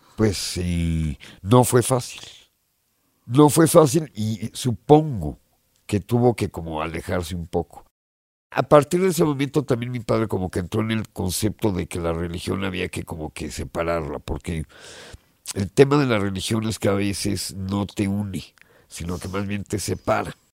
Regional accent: Mexico; moved away as an adult; also born or lived in England; me fui de México, me fui a Inglaterra a estudiar producción musical

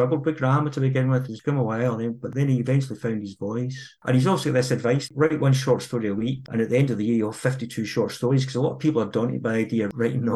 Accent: Girvan, Scotland, United Kingdom; my hometown of Girvan, which is a terrific wee town

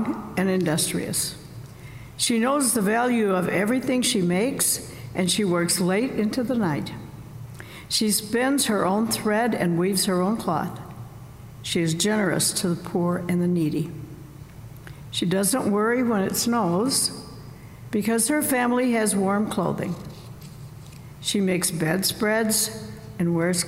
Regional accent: Southern Illinois, United States; now in Northern Illinois, United States; Where I grew up in Southern Illinois

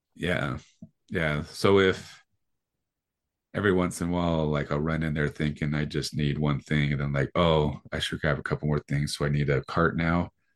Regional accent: Sandy, Utah, United States; I grew up over in Sandy, and where the Reams is on Highland Drive in Sandy

